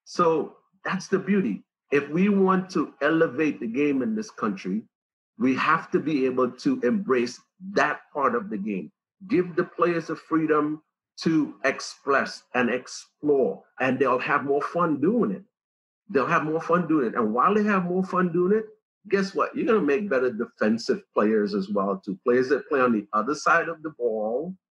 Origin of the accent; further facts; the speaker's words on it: Trinidad & Tobago; moved away; we have tons of attacking personalities in the Caribbean, especially where I came from